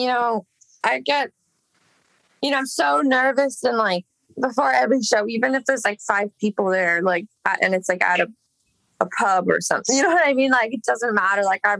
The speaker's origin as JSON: {"language": "English", "town": "Los Angeles", "region": "California", "country": "United States", "tie": "born or raised there", "said": "Yeah, I grew up in Echo Park. I mean, I guess same dish, but that's where I lived from when I was a baby until like 16."}